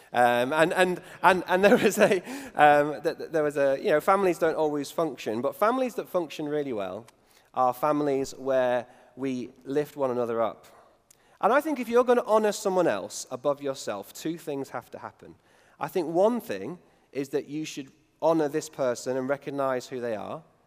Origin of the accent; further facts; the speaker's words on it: United Kingdom; me being British